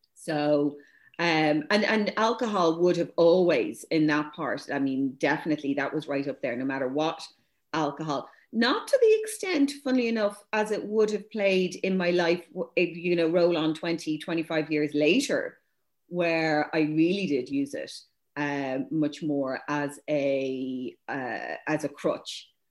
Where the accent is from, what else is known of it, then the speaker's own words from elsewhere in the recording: Dublin, Leinster, Ireland; me growing up as mixed race in St. Louis and Rathmines, I was the only non fully white uh, schoolgirl in the whole school